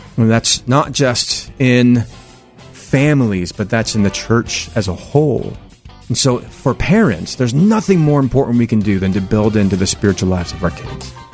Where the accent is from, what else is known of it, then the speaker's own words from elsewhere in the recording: Salem, Oregon, United States; I'm actually born and raised right here in Oregon. I grew up in Salem